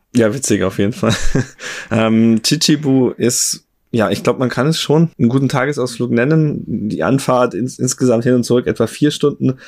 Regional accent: Germany; in Deutschland bei uns

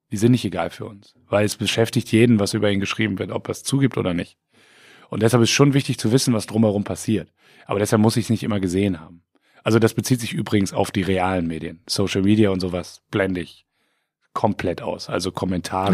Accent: Siegen, North Rhine-Westphalia, Germany; also born or lived in Delmhorst; now in Bremen, Germany; ich bin ja Siegerländer, wo wir gerade bei Geburtsorten waren. Ne? Ich komme aus Siegen, habe dann lange in Delmhorst gelebt und jetzt in Bremen.

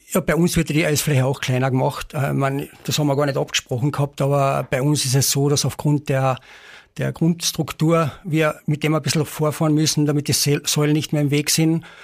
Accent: Carinthia, Austria; bei uns in Kärnten

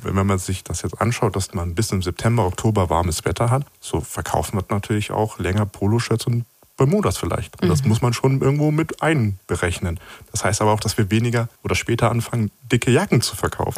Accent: Hanover, Lower Saxony, Germany; ich bin in Hannover aufgewachsen

